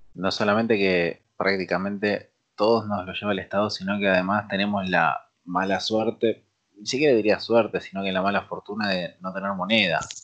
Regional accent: Argentina

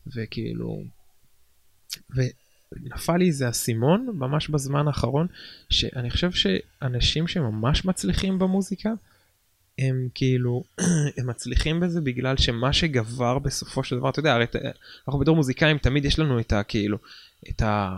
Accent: Nesher, Haifa District, Israel; גדלתי בנשר

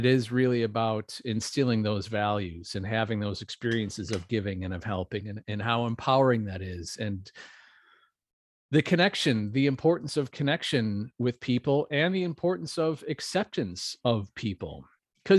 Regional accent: Wisconsin, United States; moved away as an adult; I'm from Wisconsin. We have a small town called New Berlin

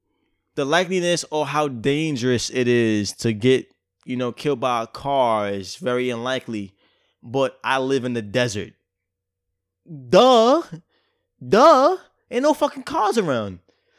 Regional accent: New York, United States; I'm from New York. I don't give a fuck about snakes.

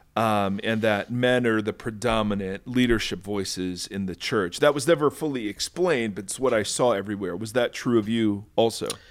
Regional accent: Lexington, Ohio, United States; I grew up in Lexington

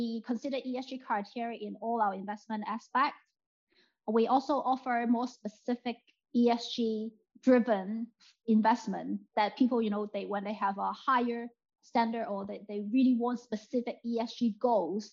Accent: Hong Kong; now in United Kingdom; I'm from Hong Kong, I'm Chinese

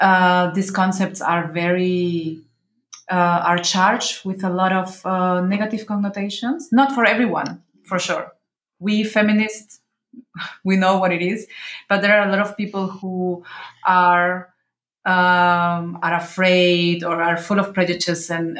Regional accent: Venezuela; born there; also born or lived in Mexico; Well, you know, I was born in Venezuela, and I was living in Mexico, so when I was younger

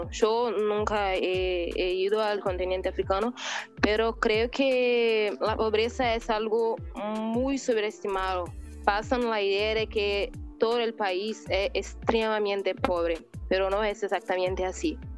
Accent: Brazil; yo realmente no soy una buena brasileña.

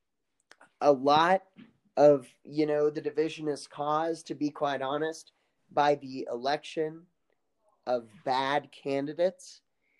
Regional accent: Kansas, United States; where my hometown is, it's about a 1 or 2 minute drive from, you know, to get to Missouri. Just cross State Line Road.

